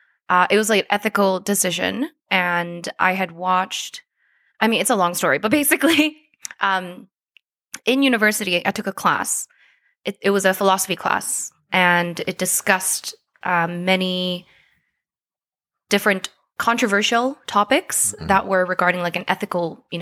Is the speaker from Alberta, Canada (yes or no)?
yes; Calgary, Alberta, Canada; also born or lived in South Korea / London; I was born in South Korea. Oh, okay. Yes, but I was raised in Calgary. I moved here when I was 8.